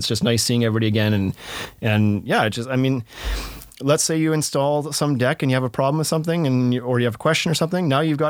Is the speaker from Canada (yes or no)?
yes; British Columbia, Canada; because you're from Rhode Island and I'm from British Columbia